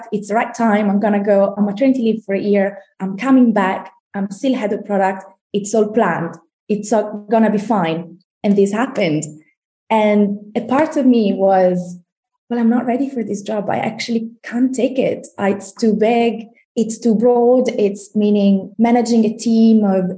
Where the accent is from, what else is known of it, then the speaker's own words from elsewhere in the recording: Italy; moved away as an adult; now in London, United Kingdom; We've been living in London for about 15 years. We're originally from Italy.